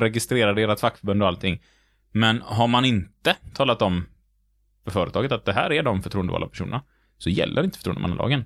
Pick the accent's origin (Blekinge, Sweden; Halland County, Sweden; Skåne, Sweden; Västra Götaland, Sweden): Västra Götaland, Sweden; Gothenburg; Vi är lite göteborgare